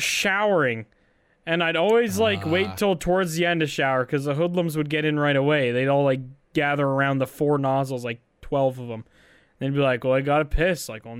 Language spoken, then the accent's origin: English; Canada